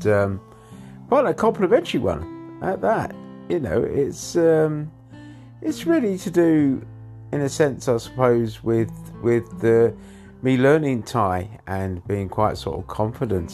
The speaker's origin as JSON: {"language": "English", "region": "England", "country": "United Kingdom", "tie": "born or raised there", "moved": "yes", "lives_now": "Thailand", "said": "I was born in England."}